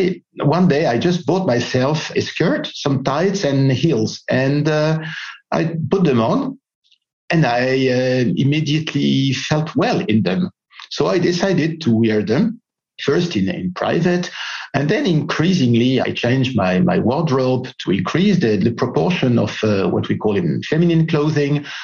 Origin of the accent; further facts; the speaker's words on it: Greece; I was born in Greece, as French, from French parents.